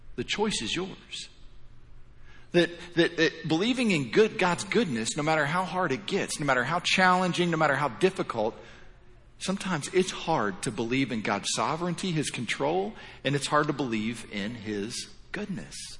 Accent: Indiana, United States; moved away as an adult; now in Florida, United States; originally I'm born and raised in Indiana

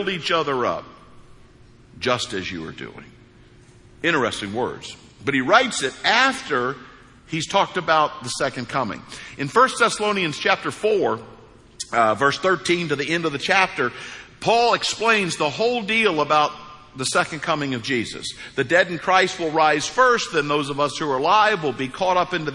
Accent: United States; moved away; I grew up on the New Madrid Fault.

